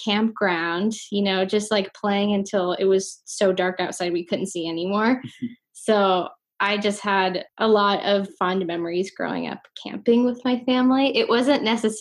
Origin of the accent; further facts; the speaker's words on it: Spokane, Washington, United States; also born or lived in Seattle; I grew up here in Spokane, Washington